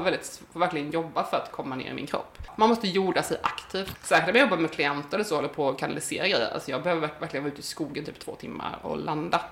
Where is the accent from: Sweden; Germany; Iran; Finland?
Sweden; jag föddes i Småland